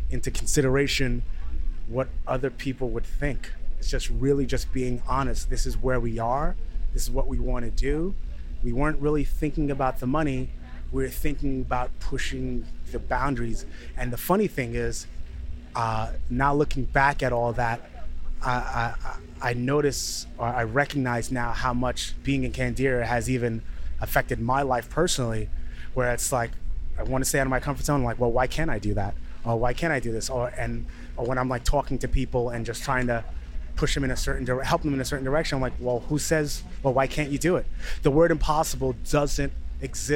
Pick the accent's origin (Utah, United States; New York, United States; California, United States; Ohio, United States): New York, United States; growing up in New York